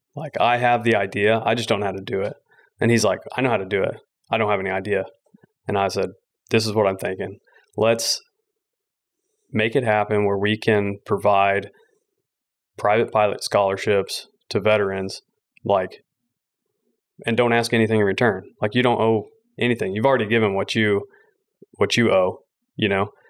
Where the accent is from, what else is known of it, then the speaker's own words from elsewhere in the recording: McKinney, Texas, United States; also born or lived in Van Alstyne, Texas; I was born in North Texas, raised in McKinney, and then went to high school in a small town called Van Alstyne.